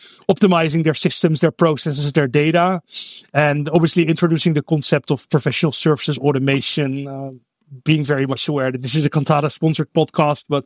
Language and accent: English; Netherlands; English is a second language; moved away as an adult; now in Oakland, United States; I am actually Dutch, born and raised in the Netherlands